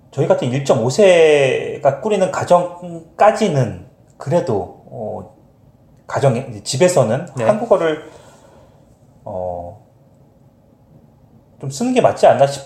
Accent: Montreal, Quebec, Canada; born there; 여기서 태어난 나보다는

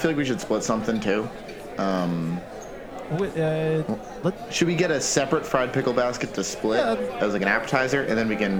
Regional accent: Naperville, Illinois, United States; We're at the one in Naperville. Oh, sure. My hometown stomping grounds.

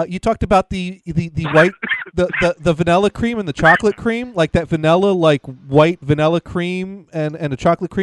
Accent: Attleboro, Massachusetts, United States; the local Attleboro Dunkin' Donuts here and find out if I can get coconut in my hometown

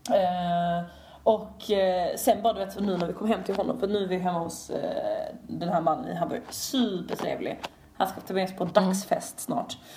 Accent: Sweden; vi kommer från Sverige

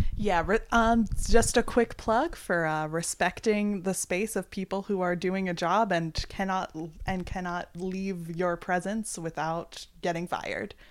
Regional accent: East Coast, United States; we are from the East Coast

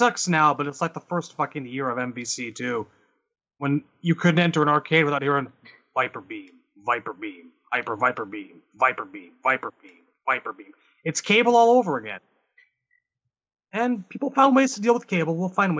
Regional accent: Canada; I'm Canadian.

